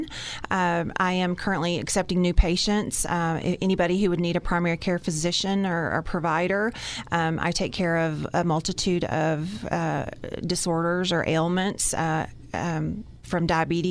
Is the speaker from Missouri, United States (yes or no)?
no; Amarillo, Texas, United States; now in Dumas, United States; I am originally from Amarillo.